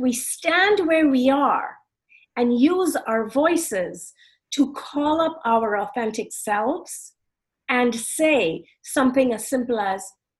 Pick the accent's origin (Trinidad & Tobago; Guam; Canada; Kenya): Trinidad & Tobago; now in United States; I am not a Black American. I am brown. I am from Trinidad.